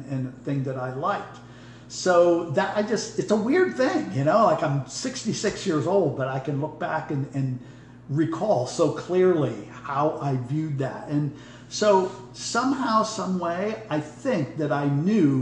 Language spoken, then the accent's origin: English; Corry, Pennsylvania, United States; moved away; I grew up in Cory, Pennsylvania, District 10 up there, about 30 miles southeast of Erie